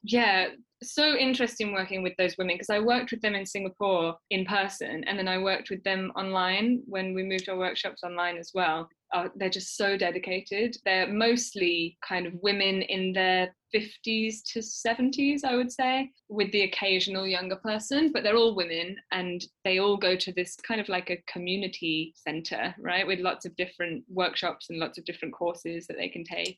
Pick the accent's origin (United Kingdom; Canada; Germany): United Kingdom